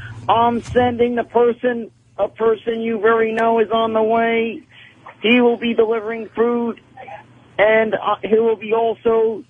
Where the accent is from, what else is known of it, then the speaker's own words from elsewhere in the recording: New York City, New York, United States; I grew up in Woodside.